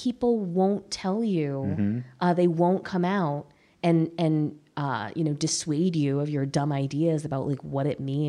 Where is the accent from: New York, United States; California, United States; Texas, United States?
New York, United States; I talk about being a soldier's daughter. I talk about being a New Yorker.